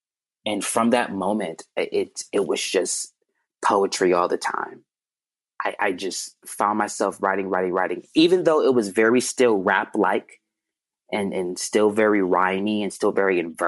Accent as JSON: {"language": "English", "town": "Chicago", "region": "Illinois", "country": "United States", "tie": "born or raised there", "said": "when I was growing up in Chicago"}